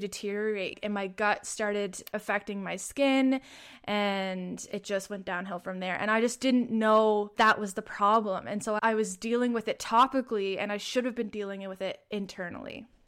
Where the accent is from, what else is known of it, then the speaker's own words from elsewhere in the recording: Prince Edward Island, Canada; I am from Prince Edward Island, Canada